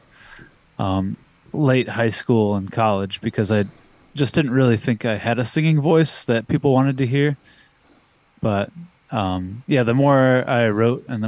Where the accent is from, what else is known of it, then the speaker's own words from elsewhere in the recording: Koontz Lake, Indiana, United States; When I was a kid growing up in Coontz Lake, Indiana, we don't even have a post office